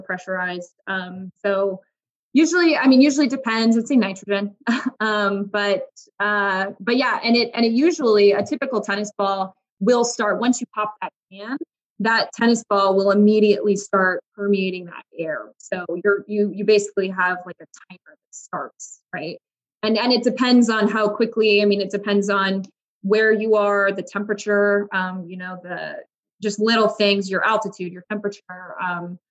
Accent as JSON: {"language": "English", "region": "New Mexico", "country": "United States", "tie": "born or raised there", "said": "I grew up in New Mexico"}